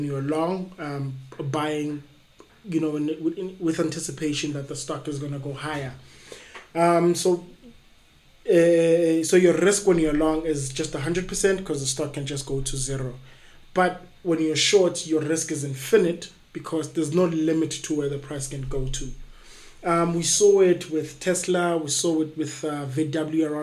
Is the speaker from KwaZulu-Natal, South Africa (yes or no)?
no; East Rand, Gauteng, South Africa; I'm from the East Rand.